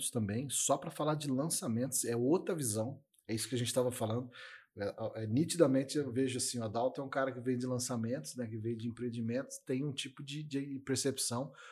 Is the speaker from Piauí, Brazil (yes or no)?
no; São Paulo, Brazil; moved away; also born or lived in Mato Grosso do Sul; Eu sou de São Paulo, né?